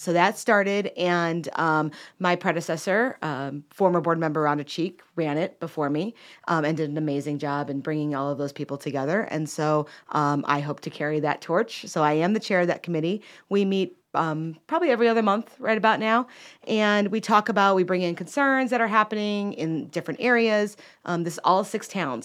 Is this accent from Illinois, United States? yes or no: yes; Chicago, Illinois, United States; moved away as an adult; now in Cornelius, North Carolina, United States; I'm originally from Chicago and moved down here in about two thousand eleven